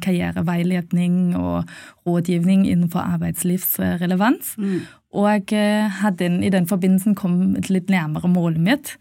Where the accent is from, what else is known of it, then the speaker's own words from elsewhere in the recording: Germany; Norwegian is a second language; moved away as an adult; also born or lived in Poland; now in Norway; jeg er opprinnelig fra Tyskland og har kommet til Norge i forbindelse med studiene mine.